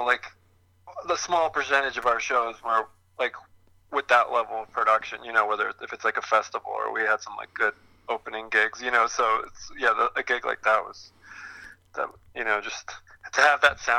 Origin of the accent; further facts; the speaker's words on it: Florida, United States; moved away as an adult; also born or lived in Tallahassee, Florida; now in Asheville, United States; I'm from Florida.